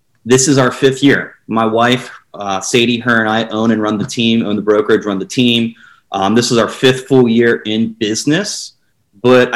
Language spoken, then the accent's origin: English; Lancaster County, Pennsylvania, United States; born or raised there; moved away as an adult; now in St. Augustine, United States